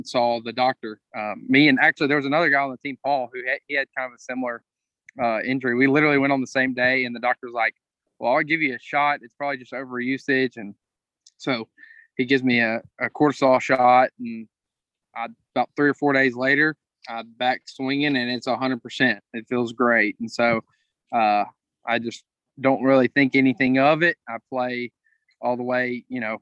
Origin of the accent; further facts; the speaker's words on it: Crockett, Texas, United States; I'm from Crockett, and we have a little 9-hole course just out of town